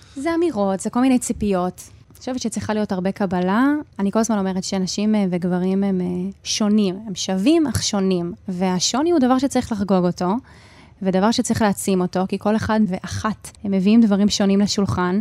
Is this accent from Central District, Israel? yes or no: no; Hadera, Haifa District, Israel; גם אני וגם חברות שלי, שגדלנו ביחד בחדרה